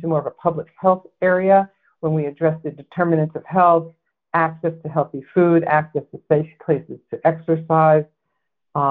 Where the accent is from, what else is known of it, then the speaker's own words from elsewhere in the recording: Massachusetts, United States; my home state here